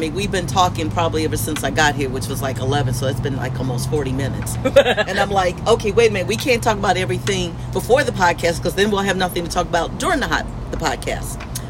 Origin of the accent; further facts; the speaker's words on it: Philadelphia, Pennsylvania, United States; I grew up in, well, a lot of places. But my formative years, teenage years, I grew up in Philadelphia.